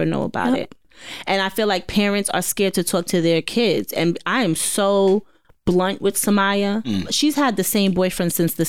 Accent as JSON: {"language": "English", "town": "New York City", "region": "New York", "country": "United States", "tie": "born or raised there", "said": "I grew up on Farmers and Murdoch in Jamaica, Queens."}